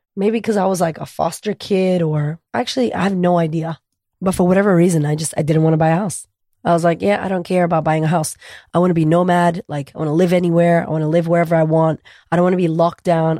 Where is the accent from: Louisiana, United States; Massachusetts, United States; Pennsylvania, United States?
Massachusetts, United States; Boston; moved away as an adult; now in Australia; I'm from America, originally from Boston. We grew up very poor